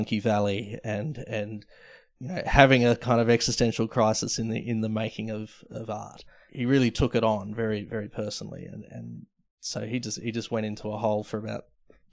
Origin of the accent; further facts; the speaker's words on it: Melbourne, Victoria, Australia; Sort of the leafy southeast in Melbourne, Caulfield Way